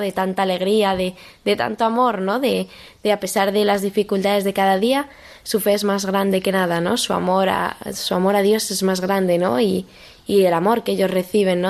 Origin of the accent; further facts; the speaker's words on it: Madrid, Community of Madrid, Spain; soy de Madrid, vivo en Boadilla del Monte